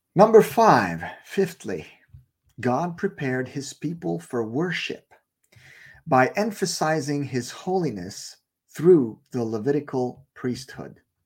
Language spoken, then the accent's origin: English; Canada; I live in Canada. I'm Canadian